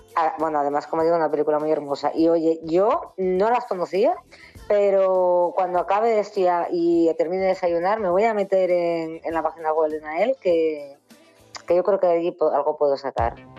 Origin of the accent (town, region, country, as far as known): Asturias, Spain; born or raised there